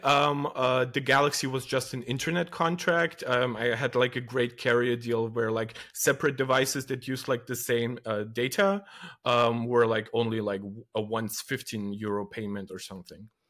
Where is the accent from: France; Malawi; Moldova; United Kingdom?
Moldova; now in Germany; I come from Eastern Europe, uh, from a country named Moldova, and I stream in English.